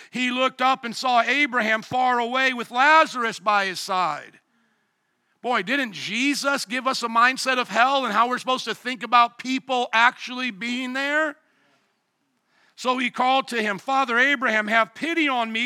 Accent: Fort Wayne, Indiana, United States; moved away; also born or lived in New Orleans, Louisiana; I come from Fort Wayne, Indiana, the land of suburbs

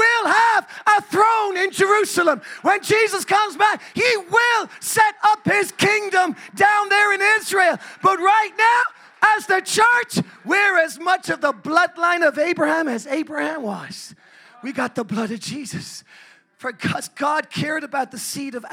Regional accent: Ireland; I'm an Irishman

